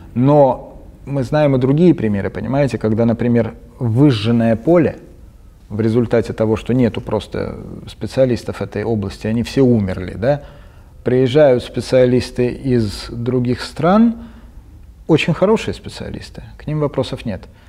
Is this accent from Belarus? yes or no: no; Tbilisi, Georgia; moved away; Я родом из Тбилиси, родился там и вырос, даже поступил в Тбилисский университет